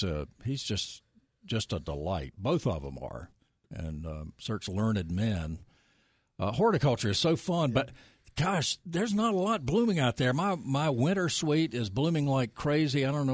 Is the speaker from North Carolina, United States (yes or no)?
yes; Nashville, North Carolina, United States; I grew up in Nashville, where the LBJ Chevrolet is.